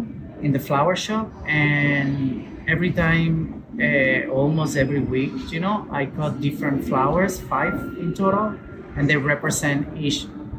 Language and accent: English; Venezuela; English is a second language; moved away as an adult; basically, I came 6 years ago from Venezuela